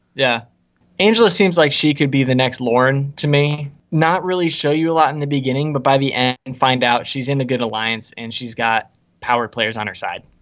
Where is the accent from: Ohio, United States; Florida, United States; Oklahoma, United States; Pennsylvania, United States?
Florida, United States; Ocala; I was born there.